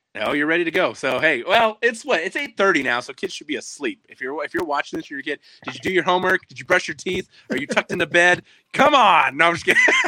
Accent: New Mexico, United States; being born and raised in New Mexico, there's been just just growing up here.

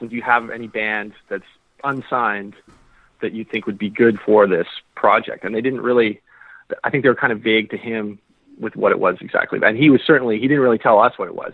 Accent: Saskatoon, Saskatchewan, Canada; we're from Saskatoon

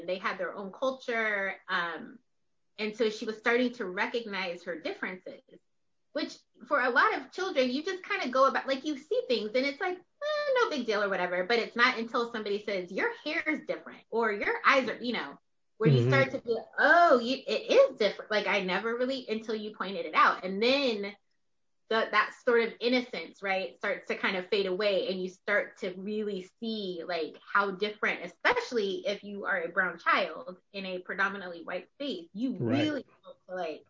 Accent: West Linn, Oregon, United States; growing up in West Lynn.

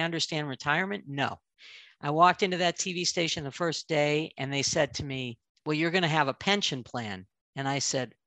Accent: Northern Massachusetts, United States; moved away as an adult; now in Chicago, United States; I grew up in New England in Northern Massachusetts

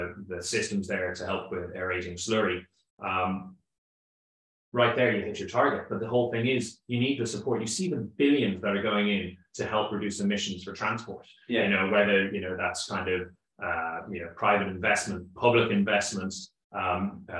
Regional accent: Kildare, Leinster, Ireland; I am from Kildare

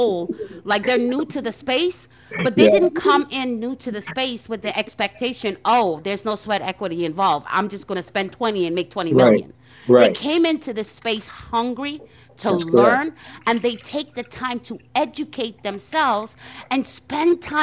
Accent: Trinidad & Tobago; now in United States; I was born in Trinidad, right? And migrated here with my parents.

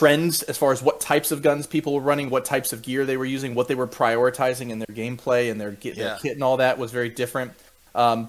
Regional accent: Orlando, Florida, United States; moved away as an adult; also born or lived in Gainesville, Florida; now in South Carolina, United States; I grew up, born and raised in Orlando, and I'd gone to school in Gainesville.

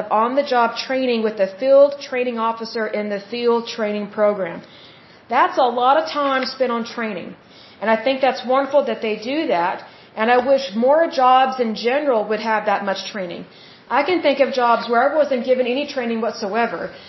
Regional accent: Oklahoma, United States; I'm from Oklahoma

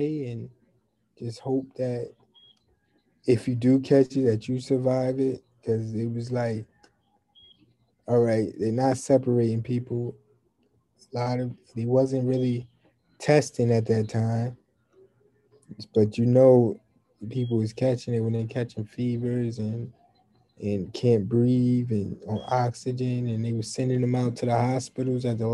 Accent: Newburgh, New York, United States; now in New York City, United States; I'm from New York, Newburgh, New York, actually.

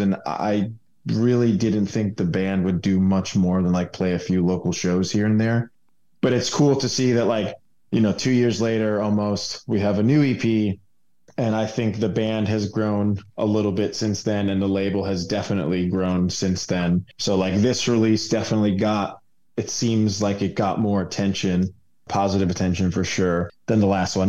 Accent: New York, United States; moved away as an adult; now in Winston-Salem, United States; I'm a transplant from New York. Um, I moved here about five years ago

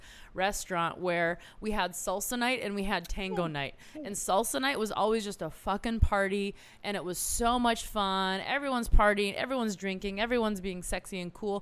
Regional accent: Middle America, Midwest, United States; moved away as an adult; now in Germany; where I'm from, which is like middle America

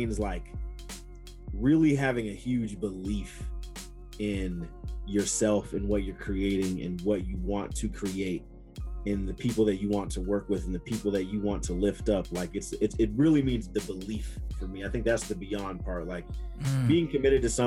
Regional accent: Angola, Indiana, United States; growing up, being from Angola, Indiana

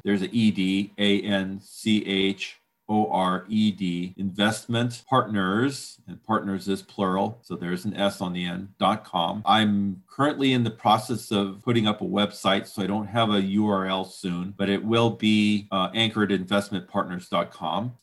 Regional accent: Washington, United States; here in Washington, in my hometown

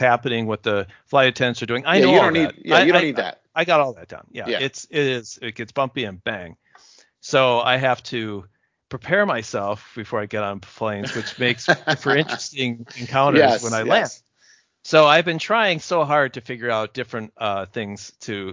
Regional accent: Wisconsin, United States; I'm from Wisconsin

